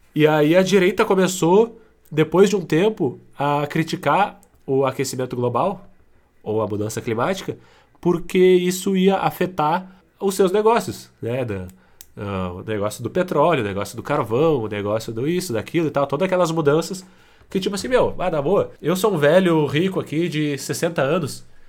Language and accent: Portuguese; Brazil; como sendo brasileiros sensatos